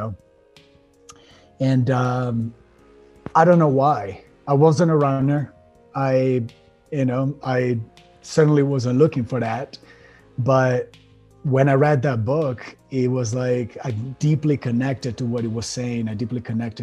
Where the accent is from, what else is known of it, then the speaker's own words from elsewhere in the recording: Italy; moved away as an adult; also born or lived in Miami; now in United States; I was born and raised in Italy. And when I was about 24 years old, we were talking about 2007, I decided to leave my country and move to the States.